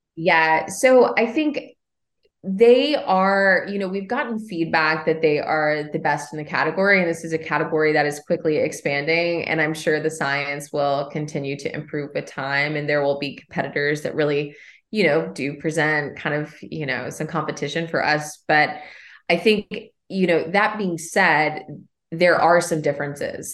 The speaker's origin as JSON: {"language": "English", "area": "Henry County", "region": "Kentucky", "country": "United States", "tie": "born or raised there", "also_born_or_lived": "New York City, United States", "moved": "as an adult", "said": "So I was born and raised in Kentucky. I actually grew up in Henry County"}